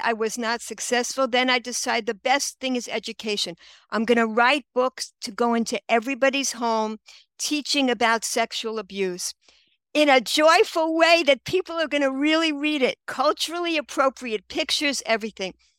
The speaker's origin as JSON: {"language": "English", "town": "New York City", "region": "New York", "country": "United States", "tie": "born or raised there", "moved": "as an adult", "lives_now": "Israel", "said": "I grew up in Queens, Regal Park"}